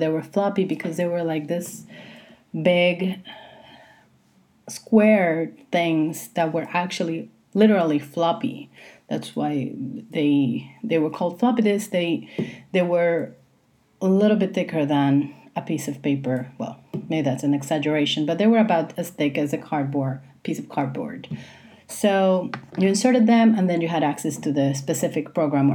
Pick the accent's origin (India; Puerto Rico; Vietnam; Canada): Puerto Rico; I was born in 1982 in Puerto Rico, which is where I live, and this is where I'm recording this.